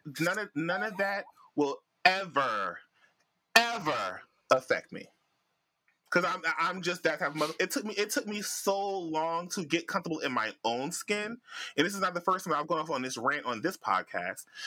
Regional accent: Jamaica; I'm Jamaican.

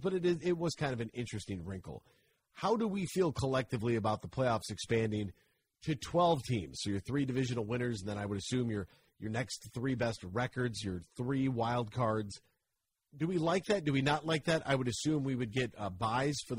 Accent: Monroe, Michigan, United States; I am from Monroe.

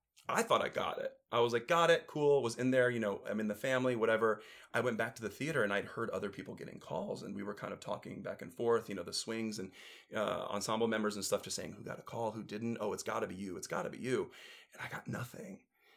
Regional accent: Elyria, Ohio, United States; moved away; also born or lived in Chicago; I'm from Cleveland. Oh, lovely. Yeah, Cleveland area. Elyria.

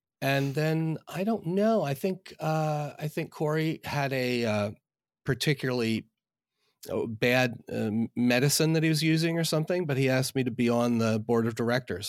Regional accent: outside Philadelphia, Pennsylvania, United States; now in Northern Virginia, United States; I'm from outside Philadelphia

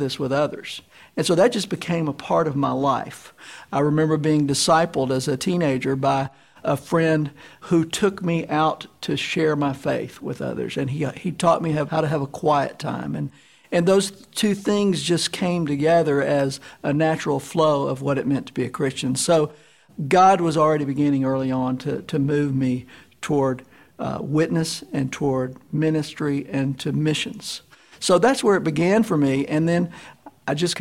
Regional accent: Memphis, Tennessee, United States; I grew up here in Memphis

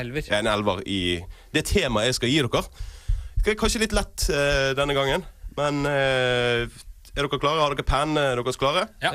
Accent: Norway; Som nordmenn som vi er

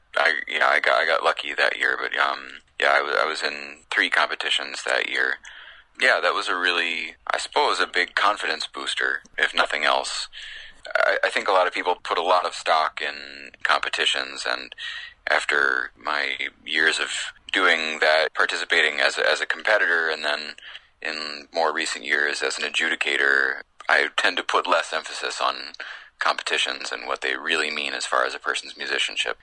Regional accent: Chicago, Illinois, United States; now in New York, United States; some of the people that I grew up listening to in the Chicago area

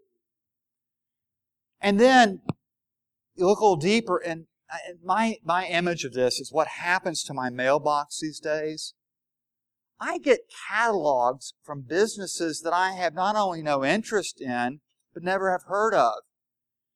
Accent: the South, United States; I'm from the South.

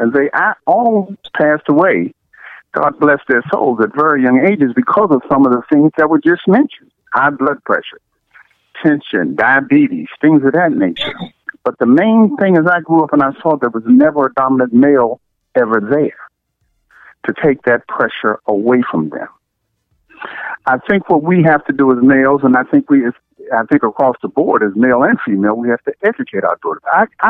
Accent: Washington, District of Columbia, United States; I was raised by strong black women who, and some of my grandparent was the help. I was raised in Washington, D.C.

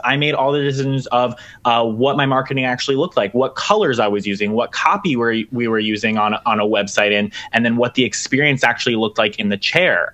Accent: Pennsylvania, United States; I'm in Pennsylvania

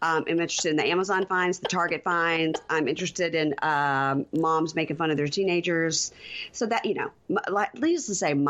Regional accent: Mississippi, United States; my home state of Mississippi

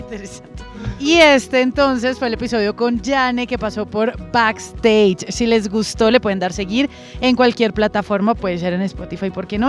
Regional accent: Colombia; como colombiana y como persona de, de los medios

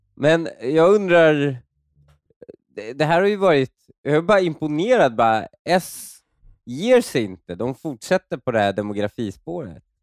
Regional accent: Stockholm, Stockholm County, Sweden; när jag växte upp i Husby

